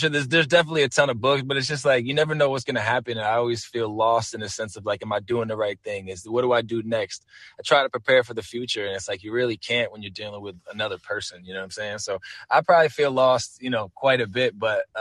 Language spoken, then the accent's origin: English; Torrington, Connecticut, United States; I'm born and raised in Torrington, Connecticut, which is like northwest corner of Connecticut